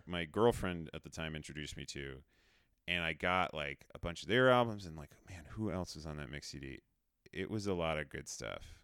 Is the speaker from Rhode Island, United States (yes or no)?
yes; Rhode Island, United States; moved away; I grew up in Rhode Island, and we had a pretty good public s, m, school music program